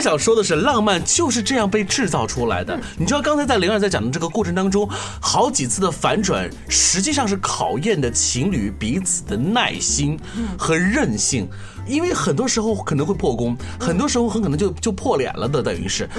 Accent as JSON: {"language": "Chinese", "country": "China", "said": "我们中国人"}